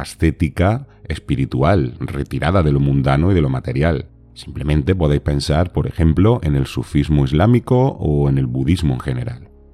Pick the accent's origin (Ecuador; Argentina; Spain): Spain